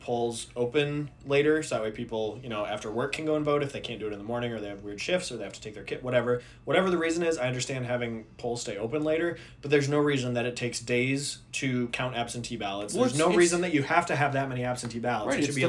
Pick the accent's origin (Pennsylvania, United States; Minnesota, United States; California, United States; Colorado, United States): Minnesota, United States; where I grew up in Minnesota. This is a weird small bunny trail. In Minnesota, when I was growing up, I was an election judge